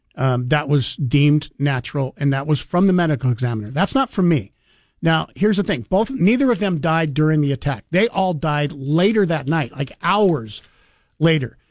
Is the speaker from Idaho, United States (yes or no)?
yes; Moscow, Idaho, United States; also born or lived in Nez Perce, Idaho; I was born in Moscow, grew up, uh, you know, around that area